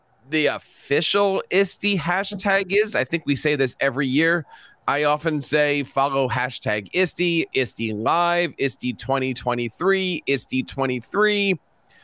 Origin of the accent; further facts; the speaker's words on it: Philadelphia, Pennsylvania, United States; my hometown of Philadelphia